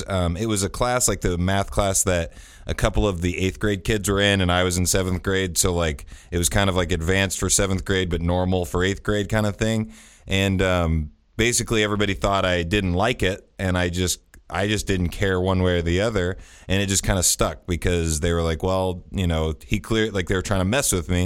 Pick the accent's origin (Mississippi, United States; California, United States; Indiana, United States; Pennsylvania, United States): Indiana, United States; Greenfield; Greenfield is where I actually grew up. So it's kind of east of Indianapolis by about 20 minutes